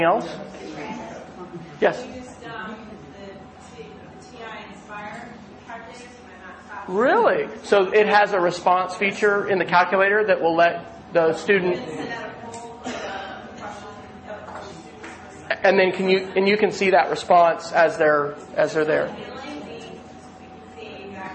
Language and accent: English; Oklahoma, United States; I'm from Oklahoma